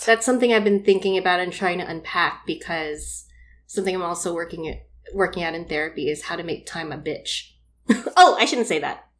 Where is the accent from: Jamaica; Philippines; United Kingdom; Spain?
Philippines; as a Filipino woman